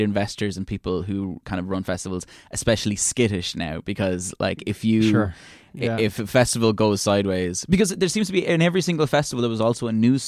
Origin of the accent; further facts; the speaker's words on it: Ireland; we're from Ireland